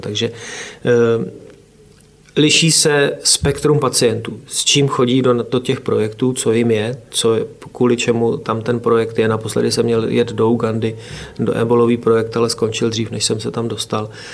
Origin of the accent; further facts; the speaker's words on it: Oplot, Plzeň Region, Czechia; já jsem z Oplota u Přeštice, ale eh, tady z plzeňského kraje.